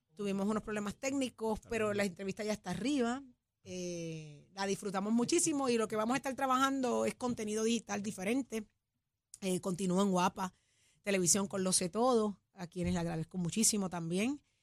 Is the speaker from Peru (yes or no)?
no; Puerto Rico; somos puertorriqueños